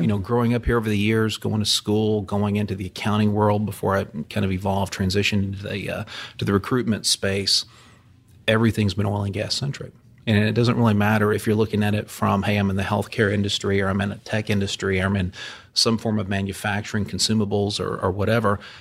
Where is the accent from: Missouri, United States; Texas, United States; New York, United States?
Texas, United States; Houston; was here in Houston as a kid growing up in the Houston area with my dad